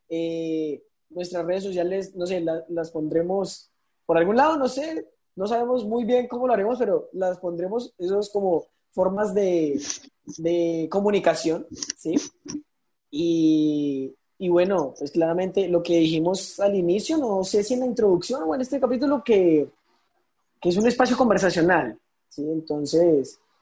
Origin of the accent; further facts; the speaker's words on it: Arauca, Colombia; yo soy de acá de Arauca